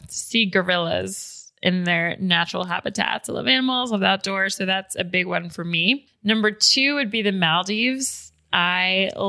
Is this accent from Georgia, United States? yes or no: yes; Atlanta, Georgia, United States; I am from Atlanta, which is a really special place in terms of hip hop music, in terms of rappers